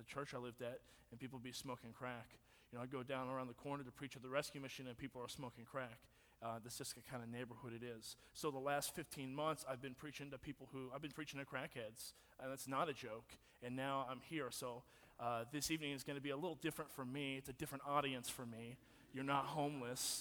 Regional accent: Nacogdoches, Texas, United States; I am from Nacogdoches, which is why I have this haircut, and it explains everything. I'm a true Nack rat

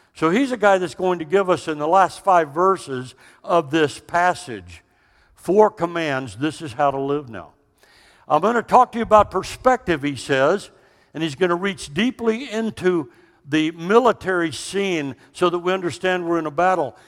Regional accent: Austin, Texas, United States; also born or lived in Dallas; we are from Texas. Don't mistake that. We were both born in the capital city of Austin.

